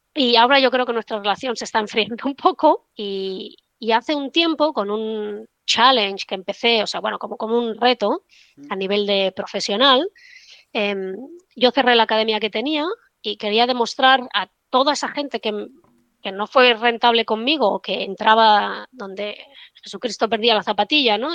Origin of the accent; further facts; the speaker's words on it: Barcelona, Catalonia, Spain; moved away as an adult; also born or lived in London; yo estudié en Barcelona, yo soy de Barcelona